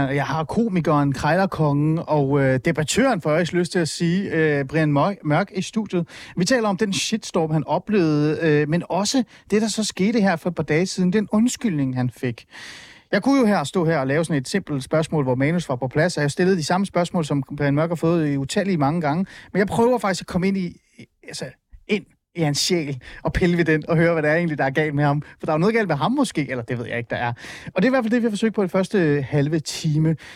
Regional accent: Iran; now in Denmark; Jeg er fra Iran.

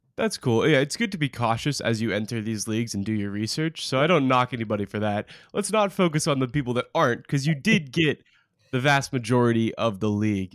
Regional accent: Portland, Oregon, United States; my hometown

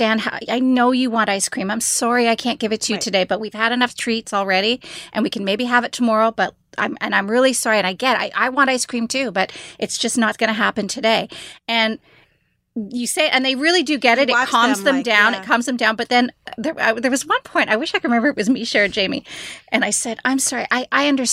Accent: Canada; I'm Canadian by birth

